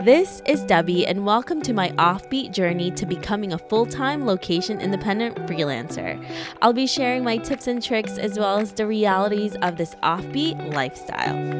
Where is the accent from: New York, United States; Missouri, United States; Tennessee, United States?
New York, United States; New York City; we're both from New York City.